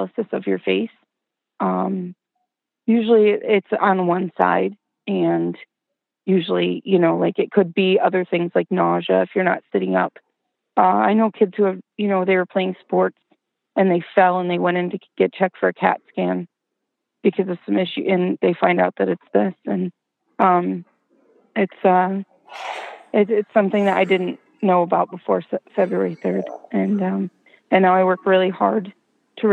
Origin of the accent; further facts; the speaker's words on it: Watertown, New York, United States; now in Albany, United States; I'm originally from Watertown, New York, which is up north by the Thousand Islands.